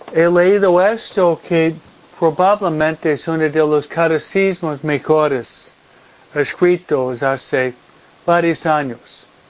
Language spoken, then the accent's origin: Spanish; East Coast, United States; also born or lived in Pennsylvania, near Philadelphia; now in Hawaiian Gardens, United States; la costa este de donde vengo yo